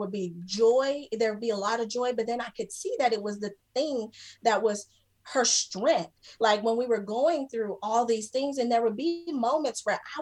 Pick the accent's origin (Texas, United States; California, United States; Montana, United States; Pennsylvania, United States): Texas, United States; between Lubbock and Plainview, West; I grew up in Texas, and we were a small town in West Texas, kind of where, like, between Lubbock, Plainview